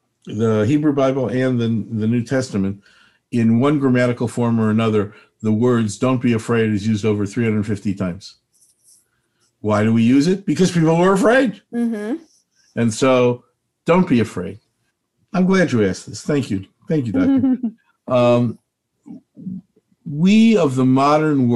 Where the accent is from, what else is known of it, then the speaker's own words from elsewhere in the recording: Chicago, Illinois, United States; moved away; I'm from Chicago originally